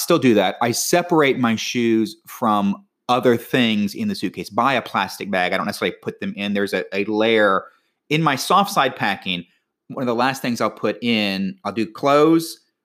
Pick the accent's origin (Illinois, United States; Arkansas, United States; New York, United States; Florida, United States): Florida, United States; being from Florida